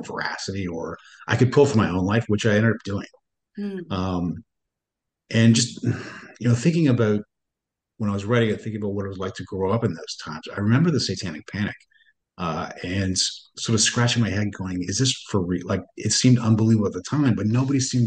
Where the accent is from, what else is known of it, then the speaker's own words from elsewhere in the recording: Northern Ontario, Canada; I grew up in Northern Ontario